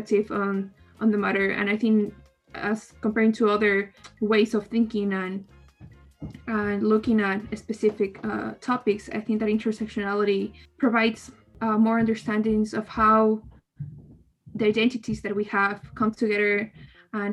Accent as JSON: {"language": "English", "country": "Ecuador", "said": "I'm from Ecuador"}